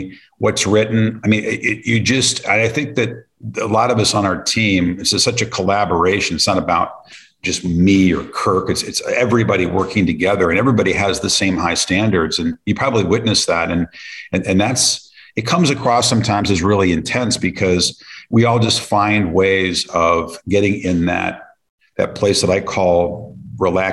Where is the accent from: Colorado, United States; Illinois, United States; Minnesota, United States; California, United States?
Colorado, United States; I grew up in Colorado